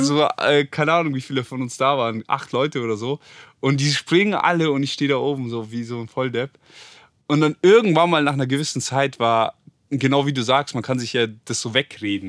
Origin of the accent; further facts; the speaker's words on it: Germany; wir Deutschen sind richtig finanziell